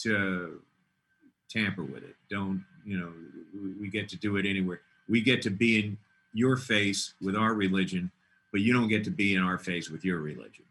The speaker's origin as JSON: {"language": "English", "town": "Dallas", "region": "Texas", "country": "United States", "said": "I come from Dallas, where everybody's, hey, Merry Christmas."}